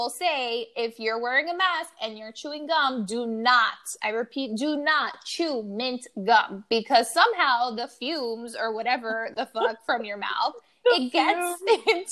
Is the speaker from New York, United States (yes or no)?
yes; New York, United States; I'm a New Yorker.